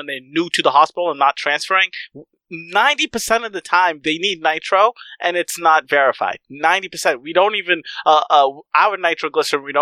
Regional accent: Massachusetts, United States; My home state

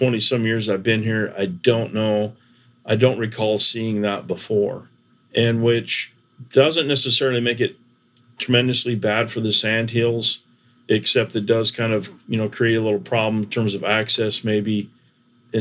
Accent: Nebraska, United States; moved away; I'm originally from Nebraska

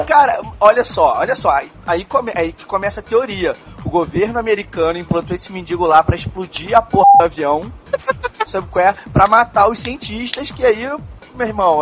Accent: Petrópolis, Rio de Janeiro, Brazil; eu nasci em Petrópolis. Petrópolis. Eu sou de Petrópolis

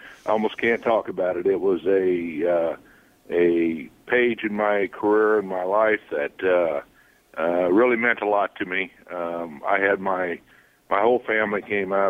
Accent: St. Louis, Missouri, United States; also born or lived in Toronto; St. Louis, my hometown

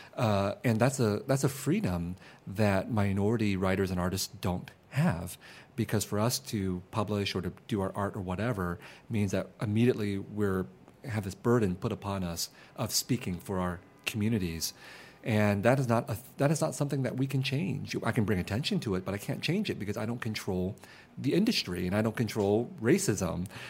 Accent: San Jose, California, United States; also born or lived in Vietnam; I grew up in San Jose in a very mixed neighborhood of Vietnamese refugees and Mexican Americans

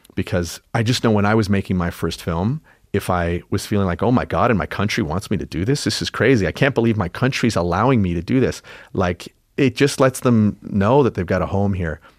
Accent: Canada; I'm Canadian. My dad, when I was a kid, it was so proudly Canadian.

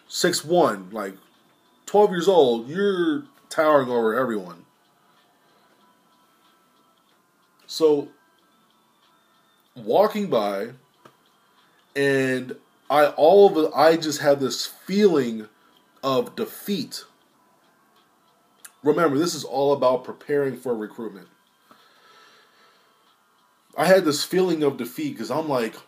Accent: Sterling, Virginia, United States; I'm from Lowell, Sterling, Virginia

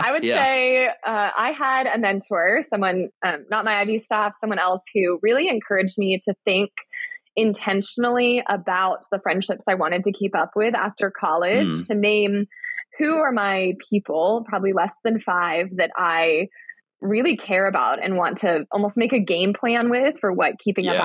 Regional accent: Fairfax, Virginia, United States; I grew up in Fairfax, Virginia, outside Washington, D.C.

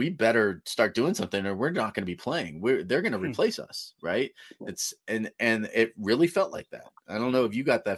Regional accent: California, United States; because my grandfather's from Nebraska, you know, growing up in California, I didn't really have any local teams basketball to root for.

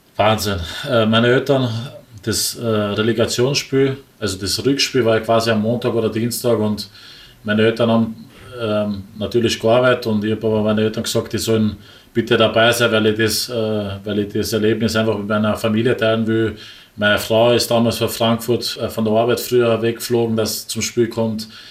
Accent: Wels, Upper Austria, Austria; moved away as an adult; also born or lived in Dubai; now in Linz, Austria; als Oberösterreicher

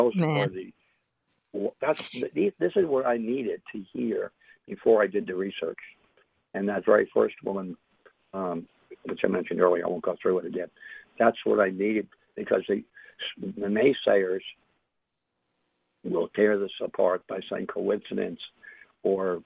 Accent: New York City, New York, United States; I'm from New York City, from Manhattan

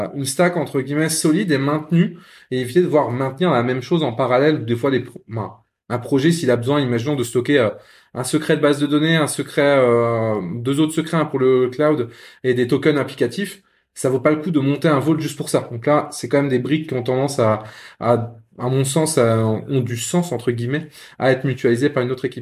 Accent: Lorraine, Grand Est, France; Je suis Lorrain, mais oui, pas de Metz

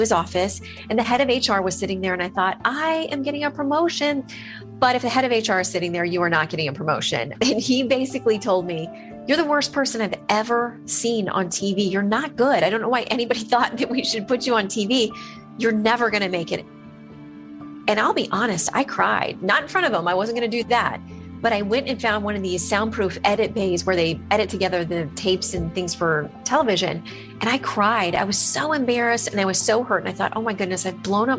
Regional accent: Florida, United States; my home state of Florida

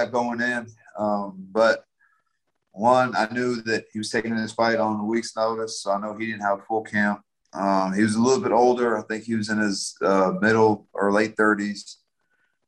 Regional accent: San Antonio, Texas, United States; moved away; I'm from San Antonio

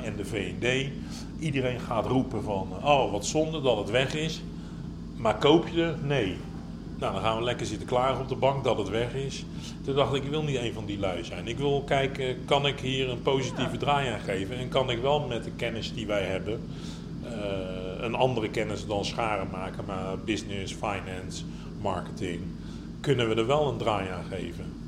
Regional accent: Netherlands; ik kom uit Nederland

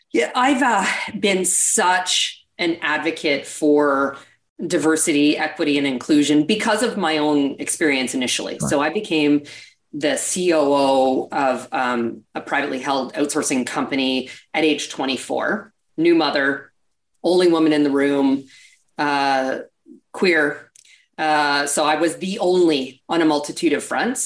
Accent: Canada; accent: Canadian; now in United States; Might hear a bit of an accent. I'm actually originally from Canada.

